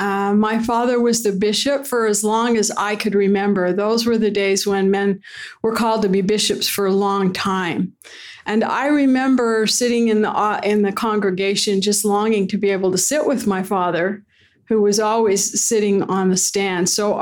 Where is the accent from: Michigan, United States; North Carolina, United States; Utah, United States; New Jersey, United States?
Utah, United States; Ogden; Well, I'm originally from Ogden, Utah. I was born and raised there in a home on 20th Street.